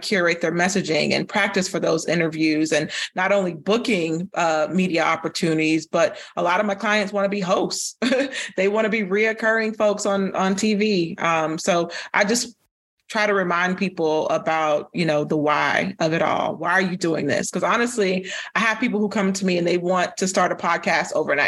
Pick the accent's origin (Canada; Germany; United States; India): United States; Florida; moved away as an adult; now in Atlanta, United States; from Florida, but I live in Atlanta